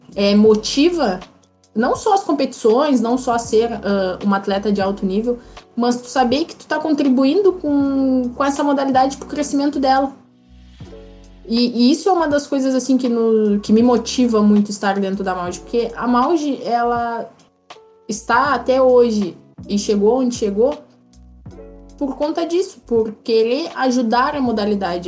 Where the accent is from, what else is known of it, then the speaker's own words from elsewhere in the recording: Pelotas, Rio Grande do Sul, Brazil; Eu sou pelotense